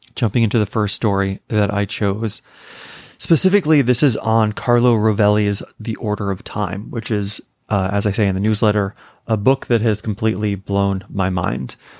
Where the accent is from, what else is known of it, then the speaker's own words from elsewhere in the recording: Arizona, United States; moved away as an adult; also born or lived in California / New York; growing up in Arizona, we did not have daylight savings